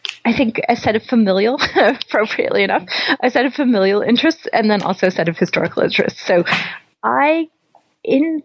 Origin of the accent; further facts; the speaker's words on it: Louisville, Kentucky, United States; moved away; also born or lived in Berkeley; I was born in Louisville, Kentucky